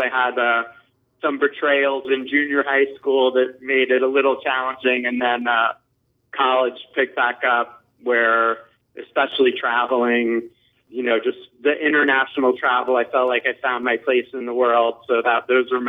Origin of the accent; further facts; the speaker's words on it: New York City, New York, United States; I was born in New York City in the late 60s